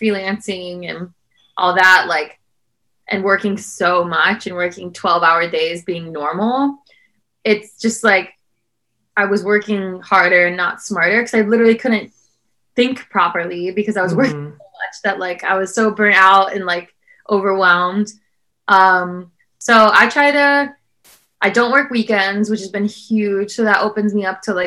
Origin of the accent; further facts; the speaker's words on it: South Bend, Indiana, United States; where I grew up in South Bend, Indiana